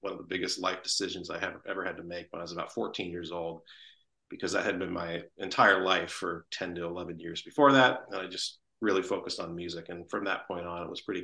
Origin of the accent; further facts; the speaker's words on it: Santa Rosa, California, United States; the Santa Rosa Symphony, my hometown